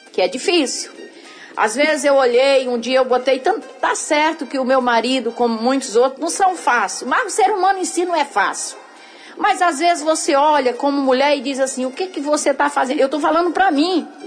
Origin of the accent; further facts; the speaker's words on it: Northeast Region, Brazil; Porque sim. a gente veio do Nordeste, a gente não teve orientação